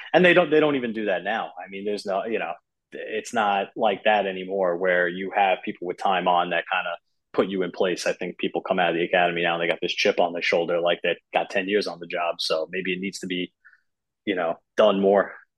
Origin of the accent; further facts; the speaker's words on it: Long Island, New York, United States; I grew up on Long Island.